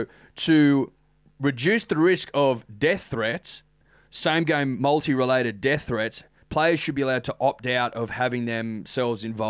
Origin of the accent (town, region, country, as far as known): Australia